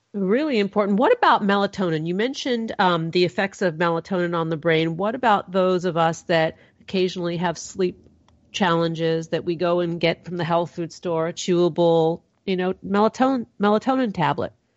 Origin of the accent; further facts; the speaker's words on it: California, United States; I'm from California. My people might have a, smoke a little pot